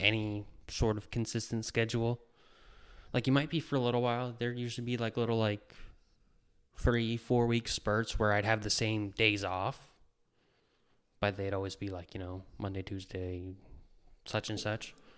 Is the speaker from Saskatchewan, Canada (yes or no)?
no; New Brunswick, Canada; moved away as an adult; I'm originally from New Brunswick, born and raised. Lived there right up until I was twenty-three.